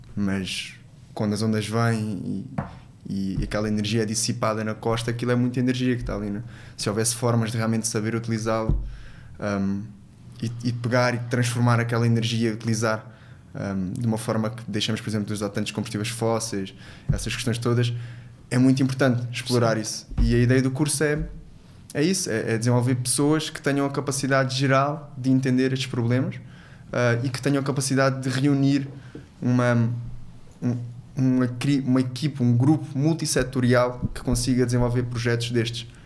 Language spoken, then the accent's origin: Portuguese; Angola; also born or lived in Portugal; now in Faro, Portugal; sou, sou angolano e, e, também é uma das minhas pátrias, eu tenho dupla nacionalidade e eu cresci muitos anos na minha infância lá